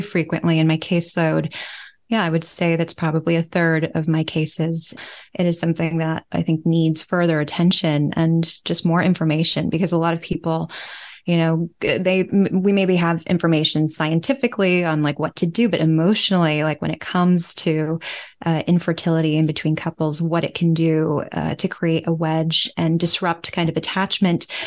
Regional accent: United States; moved away as an adult; also born or lived in New York City; now in Amsterdam, Netherlands; I'm from the United States

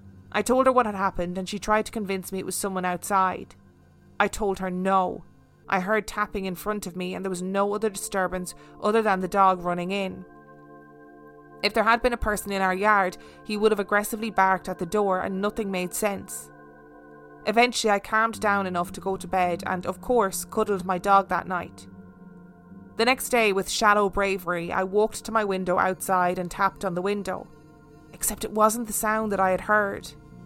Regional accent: Denver, Colorado, United States; born or raised there

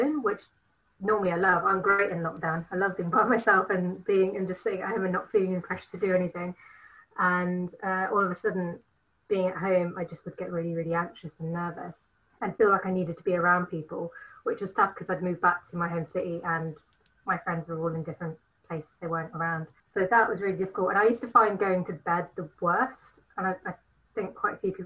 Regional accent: Nottingham, East Midlands, United Kingdom; I am from Nottingham.

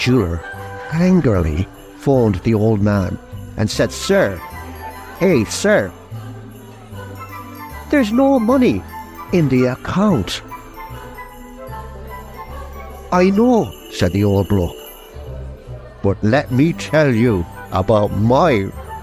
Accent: Ballina, County Mayo, Ireland; my hometown in Ballina

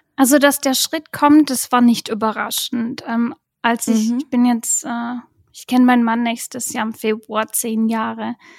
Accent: Swabia, near Heilbronn, Baden-Württemberg, Germany; accent: Swabian; moved away as an adult; now in Beijing, China; ich bin im Schwabeland bei Heilbronn aufgewachsen

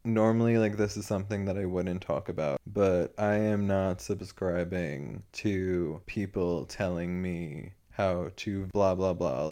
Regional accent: United States; I'm supposed to be ashamed of, like, being American

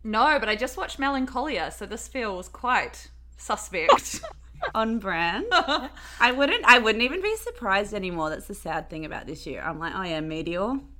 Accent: Perth, Western Australia, Australia; moved away as an adult; also born or lived in Sydney; I'm from I'm from Perth. I'm in Perth at the moment, but I was in Sydney for like the last ten years

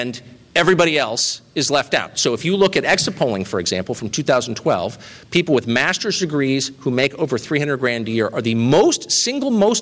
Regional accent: La Jolla, California, United States; I grew up in La Jolla, California, next to the Salk Institute.

